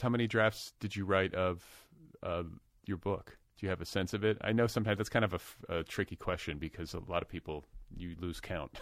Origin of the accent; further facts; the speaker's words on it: United States; also born or lived in Wisconsin / Indiana; now in Los Angeles, United States; I'm from Wisconsin and Indiana.